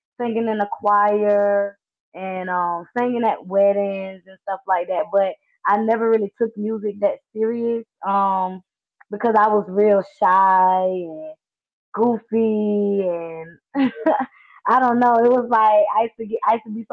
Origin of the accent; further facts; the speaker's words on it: Jacksonville, Florida, United States; also born or lived in West Palm Beach, Florida; I was born in West Palm Beach, raised in Jacksonville